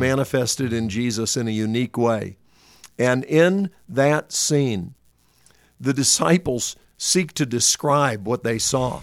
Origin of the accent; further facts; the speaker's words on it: North Carolina, United States; moved away; I was from North Carolina